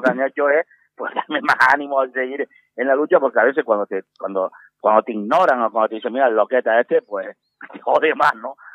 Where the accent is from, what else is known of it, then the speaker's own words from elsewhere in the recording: Canary Islands, Spain; los canarios somos muy aseados por nuestro clima